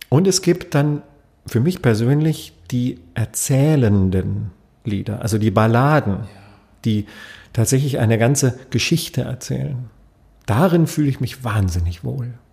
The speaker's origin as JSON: {"language": "German", "region": "Berlin", "country": "Germany", "said": "Aber ich bin jetzt kein Wiener und ich bin als Berliner wahrscheinlich auch ziemlich weit weg von einem Wiener."}